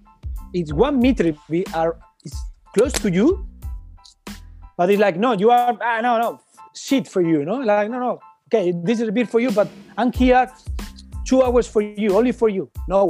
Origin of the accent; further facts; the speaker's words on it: New York, United States; English is a second language; My friend, he's from Spain, he's here, I'm from New York.